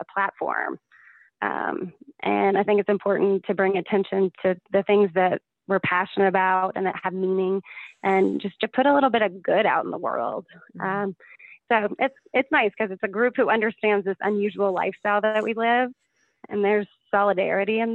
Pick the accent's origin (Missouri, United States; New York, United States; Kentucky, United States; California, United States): Kentucky, United States; Owensboro; moved away; I grew up in Kentucky, in Owensboro, Kentucky